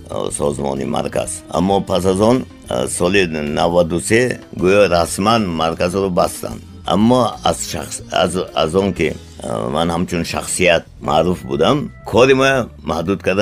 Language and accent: Tajik; Tajikistan; ман миллатгарон нестам ман миллатдӯстам ман тоҷикам ва ҳамин забони миллатиман дӯст медорам